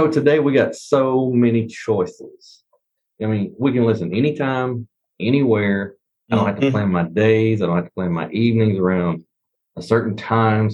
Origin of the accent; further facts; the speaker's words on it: the South, United States; I'm from the South